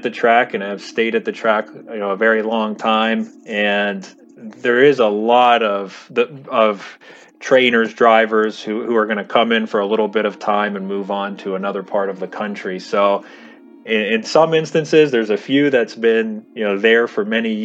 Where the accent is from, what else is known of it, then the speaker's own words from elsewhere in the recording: Pittsburgh, Pennsylvania, United States; also born or lived in Washington County, Pennsylvania; those that I grew up with here in the South Hills of Pittsburgh and in Washington County